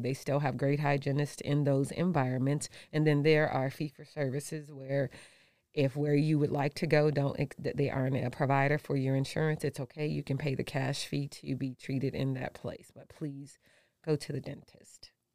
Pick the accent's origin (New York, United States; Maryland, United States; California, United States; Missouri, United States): Missouri, United States; St. Louis; also born or lived in Detroit, Michigan; now in Nevada, United States; I am from Saint Louis.